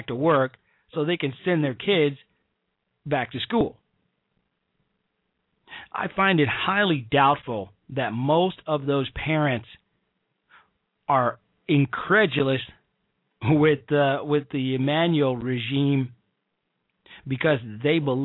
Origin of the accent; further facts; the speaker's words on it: Chicago, Illinois, United States; my hometown and the great city of Chicago